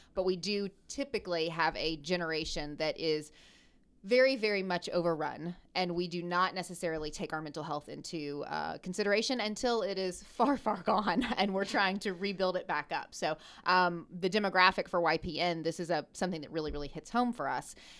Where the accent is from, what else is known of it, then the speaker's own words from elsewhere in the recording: Memphis, Tennessee, United States; I'm from Memphis, Tennessee.